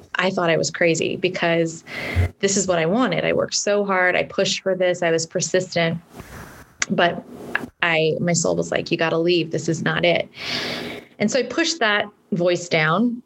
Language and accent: English; California, United States; I'm from California